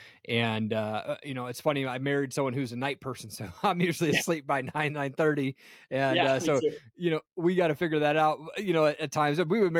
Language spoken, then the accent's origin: English; Tri-Cities, Washington, United States; moved away as an adult; also born or lived in Seattle, Washington; now in Idaho, United States; I grew up in Tri-Cities, Washington out there.